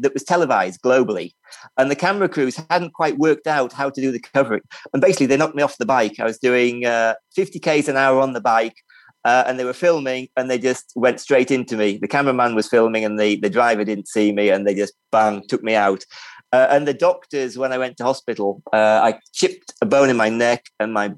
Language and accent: English; Libya; moved away; also born or lived in England; I grew up in Libya and I've traveled a lot.